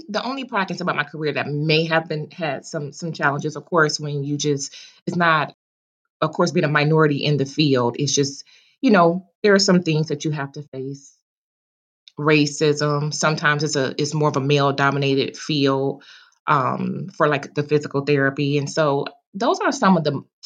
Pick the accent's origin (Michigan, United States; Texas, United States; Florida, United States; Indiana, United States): Michigan, United States; Detroit; now in North Carolina, United States; I was born and raised in Detroit